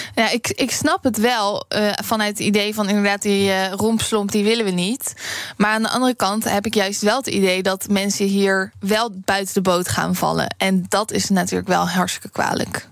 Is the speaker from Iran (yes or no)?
no; Netherlands; wij als Nederlanders